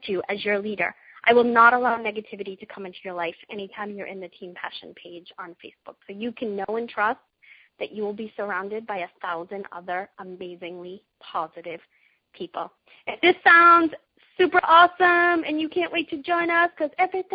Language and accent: English; Boston, Massachusetts, United States; I'm a mom from Boston, Massachusetts, in case you haven't heard my accent come out a few times in this call